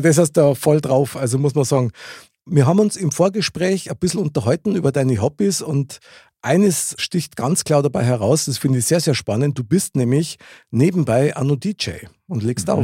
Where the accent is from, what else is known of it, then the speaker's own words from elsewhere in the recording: Munich, Bavaria, Germany; Ich bin ja in München geboren und aufgewachsen